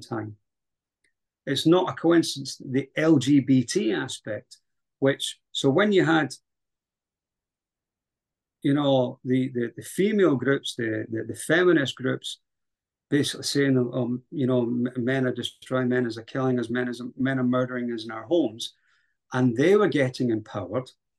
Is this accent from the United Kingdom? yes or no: yes; Scotland, United Kingdom; also born or lived in Highlands, Scotland / Central Belt, Scotland; my country